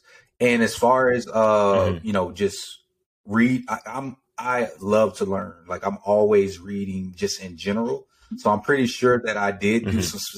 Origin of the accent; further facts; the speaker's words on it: Georgia, United States; born there; also born or lived in Texas / Germany; I was born in Georgia, moved to Texas, and then I lived in Germany for almost five years.